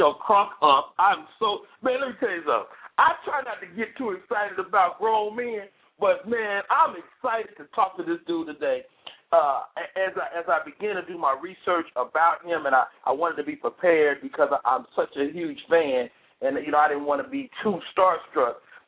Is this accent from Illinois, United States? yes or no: yes; Chicago, Illinois, United States; now in Atlanta, United States; I'm from Chicago, but the Bay Area is where I grew up on stage